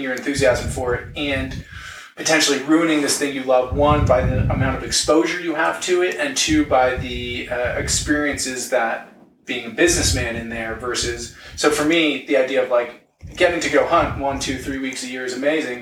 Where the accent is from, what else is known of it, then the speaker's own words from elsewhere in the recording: Long Island, New York, United States; now in Denver, United States; I'm from Long Island. I was a New York City boy. Now I'm in Denver